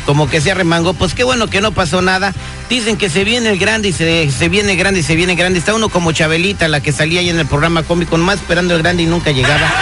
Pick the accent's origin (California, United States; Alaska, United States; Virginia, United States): California, United States; Pittsburg; donde yo nací se llama Pittsburgh, California.